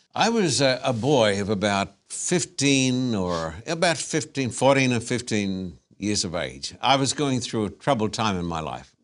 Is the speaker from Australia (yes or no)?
yes; Esk, Queensland, Australia; moved away as an adult; now in United States; I was born in a tiny little town in Queensland by the name of Esk